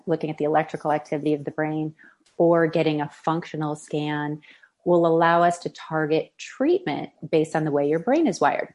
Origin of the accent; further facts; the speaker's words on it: Midwest, United States; moved away; also born or lived in Boston; I grew up showing horses in the Midwest